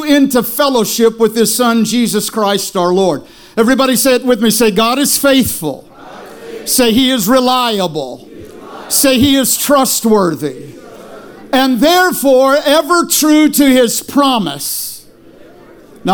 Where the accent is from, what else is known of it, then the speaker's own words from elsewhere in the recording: Taft, California, United States; I was born and raised in Taft